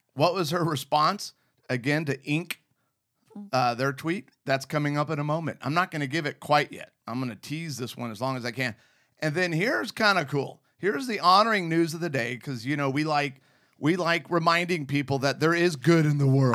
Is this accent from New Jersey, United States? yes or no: no; Arizona, United States; also born or lived in Southern California; Growing up in Arizona in the middle of the desert